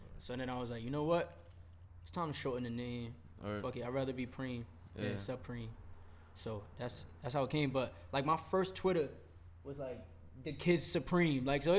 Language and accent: English; New York City, New York, United States; Yeah, I'm from Brooklyn. I'm from Williamsburg.